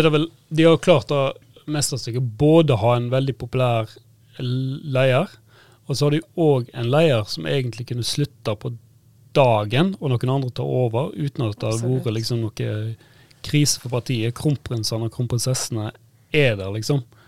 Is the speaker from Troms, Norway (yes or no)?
no; Bømlo, Vestland, Norway; Bømlo, der jeg vokste opp